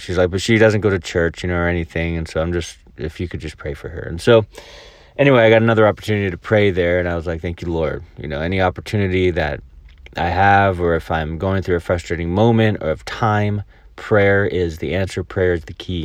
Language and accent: English; El Dorado Hills, California, United States; now in Mobile, Alabama, United States; where I grew up in El Dorado Hills